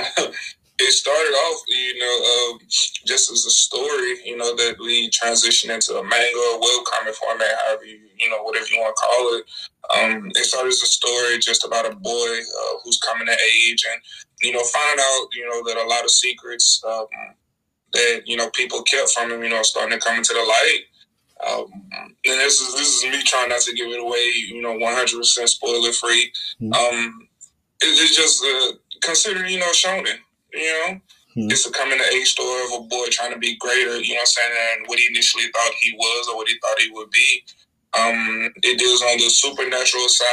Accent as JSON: {"language": "English", "town": "Natchitoches", "region": "Louisiana", "country": "United States", "moved": "yes", "lives_now": "Houston, United States", "said": "I'm from a small town in Louisiana called Natchitoches"}